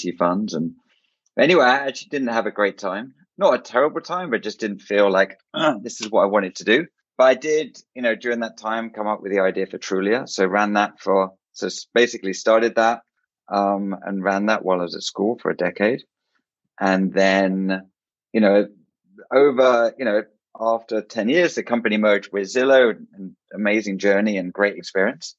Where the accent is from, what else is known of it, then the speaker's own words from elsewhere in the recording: England, United Kingdom; moved away as an adult; now in United States; I was born in England. So lived in the UK till my late 20s